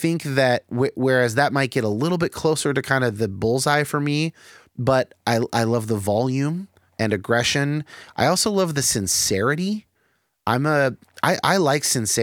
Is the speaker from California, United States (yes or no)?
yes; Bay Area, California, United States; I grew up in the Bay Area